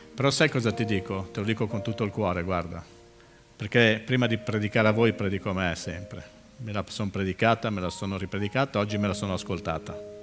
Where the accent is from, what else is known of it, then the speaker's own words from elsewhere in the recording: Milan, Lombardy, Italy; moved away as an adult; now in Livorno, Italy; Io sono milanese, sono nato sui Navigli, vivo, mm, sono da Milano da bere